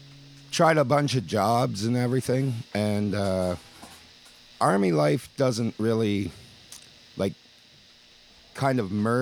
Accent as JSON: {"language": "English", "town": "Elora", "region": "Ontario", "country": "Canada", "tie": "born or raised there", "said": "Elora, Ontario."}